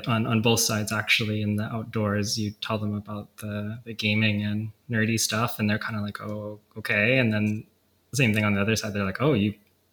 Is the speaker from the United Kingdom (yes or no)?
no; Vancouver, British Columbia, Canada; I live in Vancouver, BC. Born and raised here